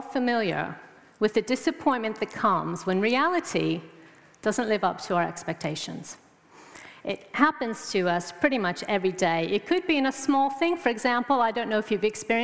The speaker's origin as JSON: {"language": "English", "country": "United States", "moved": "as an adult", "lives_now": "England", "said": "I'm from America"}